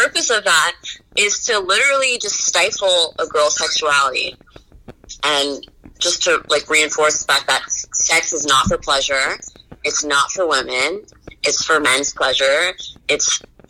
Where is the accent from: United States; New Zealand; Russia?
United States; I'm from Somalia. Well, both my parents were born and raised in Somalia. I was raised in the States.